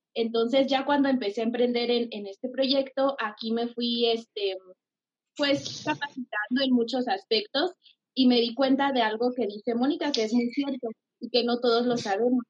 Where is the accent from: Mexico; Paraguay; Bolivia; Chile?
Mexico; Pénjamo, Guanajuato; now in Jalisco, Mexico